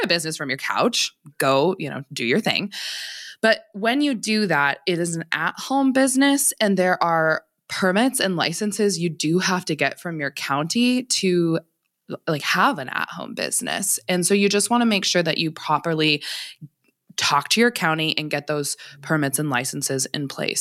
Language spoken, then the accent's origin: English; Montana, United States; also born or lived in Seattle Tacoma area, Washington; I'm from Montana originally, so I went to like undergrad out there. I came back to Montana for law school and this is where I'm from